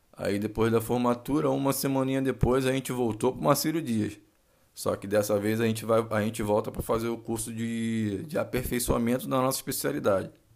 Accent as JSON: {"language": "Portuguese", "region": "Rio de Janeiro", "country": "Brazil", "said": "sou oriundo do Rio de Janeiro"}